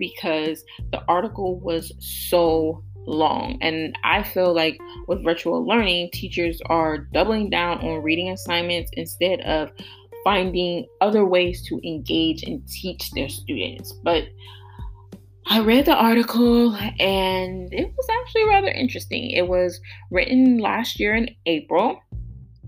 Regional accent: Columbus, Ohio, United States; I was born and raised in Columbus, Ohio.

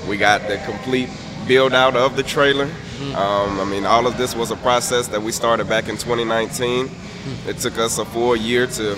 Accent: Atlanta, Georgia, United States; also born or lived in Tennessee State (college); I grew up here in Atlanta, Georgia, pretty much on the south side of Atlanta

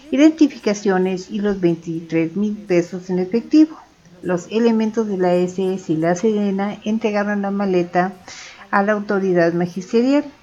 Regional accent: State of Mexico, Mexico; Soy dos veces mexicano

